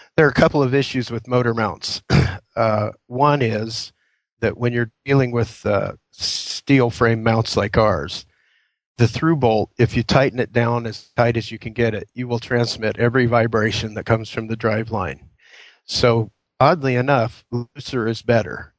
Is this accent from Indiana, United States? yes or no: yes; Indiana, United States; moved away as an adult; now in Queen Creek, United States; I was born and raised in Indiana